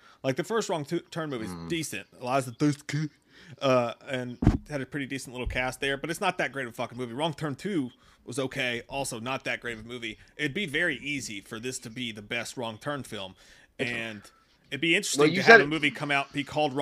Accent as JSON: {"language": "English", "region": "West Virginia", "country": "United States", "tie": "born or raised there", "said": "I was born in West Virginia."}